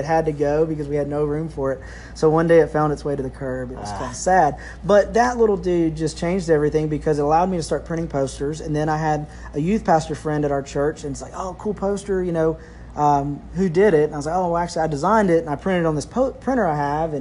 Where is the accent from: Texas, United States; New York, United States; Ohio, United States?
Texas, United States; Lufkin; I grew up here in Lufkin, Texas